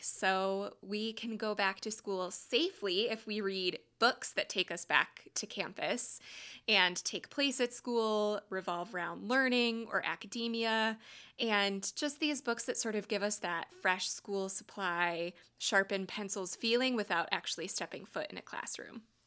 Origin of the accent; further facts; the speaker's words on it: Wisconsin, United States; I grew up in Wisconsin. That's home for me